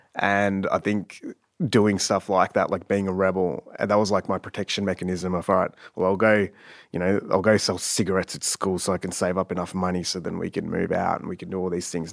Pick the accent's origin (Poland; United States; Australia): Australia; Sassafras, Victoria; also born or lived in Canada / Ringwood; most of my childhood was spent in Sassafras, which is a small little town in the Dandenongs.